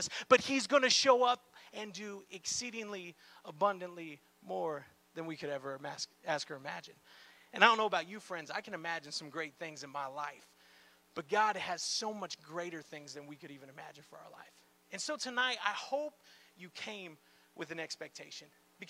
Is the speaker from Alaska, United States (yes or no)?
no; Miami, Florida, United States; And again, I'm from Miami, like I said. Me and my wife, Jacqueline, we are actually church planters in the Miami area.